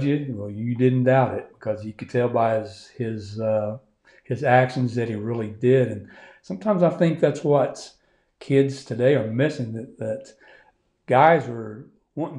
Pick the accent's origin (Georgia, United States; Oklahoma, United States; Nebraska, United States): Oklahoma, United States; Duncan; where I grew up in Duncan